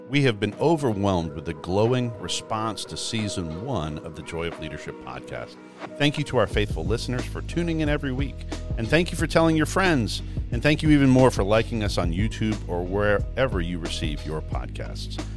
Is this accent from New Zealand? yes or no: no; Canada; now in Georgia, United States; I grew up in Canada. Uh, grew up working on farms